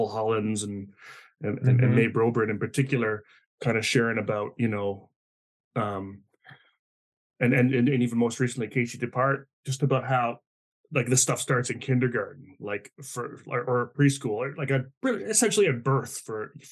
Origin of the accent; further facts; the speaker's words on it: New Brunswick, Canada; I grew up in the East Coast of Canada in New Brunswick, which is, you know, just borders Maine.